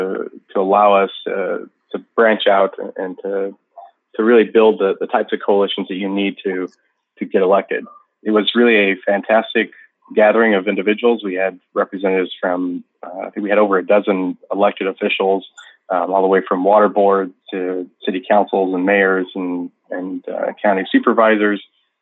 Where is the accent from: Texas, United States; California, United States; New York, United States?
California, United States; Turlock; I was serving on the city council in my hometown of Turlock. I was elected in 2012 at the ripe age of 26